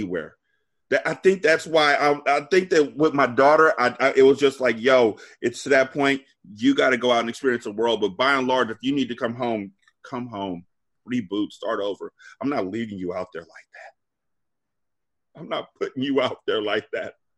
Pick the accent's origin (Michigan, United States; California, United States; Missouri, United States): California, United States; moved away as an adult; I'm from Cali